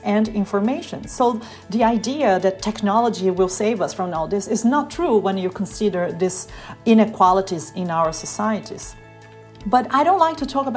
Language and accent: English; Brazil; now in Berlin, Germany; I'm speaking from Germany, even though I'm from Brazil